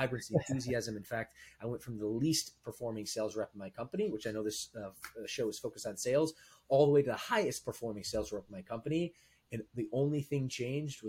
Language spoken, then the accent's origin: English; Michigan, United States; now in California, United States; I'm from the Midwest. Grew up in the state of Michigan